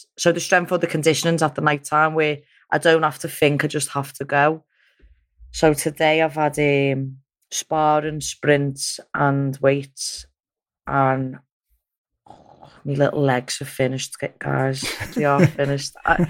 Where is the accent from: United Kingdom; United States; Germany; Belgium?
United Kingdom; Liverpool, North West England; I'd won a world title, I'd done all kinds just off being a Scouser.